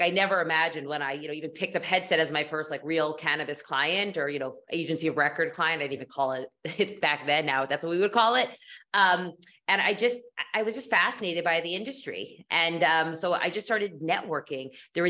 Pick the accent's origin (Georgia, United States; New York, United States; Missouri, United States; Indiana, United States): New York, United States; moved away as an adult; also born or lived in Boston / Chicago / West Coast; I moved to New York City, back to New York City. I'm from New York originally